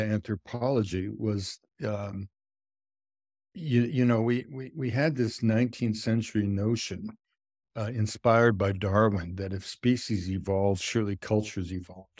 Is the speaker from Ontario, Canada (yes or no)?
no; British Columbia, Canada; also born or lived in United States; I'm from British Columbia